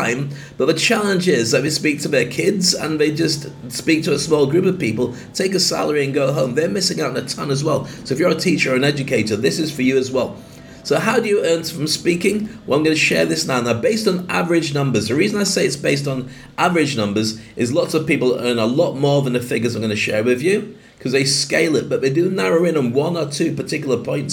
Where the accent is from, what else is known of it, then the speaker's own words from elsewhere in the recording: United Kingdom; moved away as an adult; now in Dubai, United Arab Emirates; I'm proud of being a Brit, I love the UK